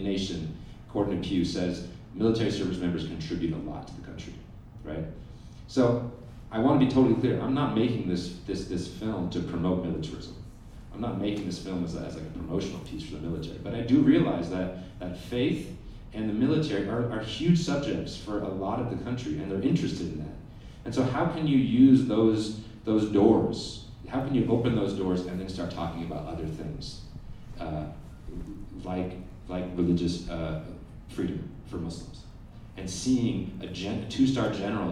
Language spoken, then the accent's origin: English; Oakland, California, United States; I come from Oakland, California. I'm a documentary filmmaker from Oakland, California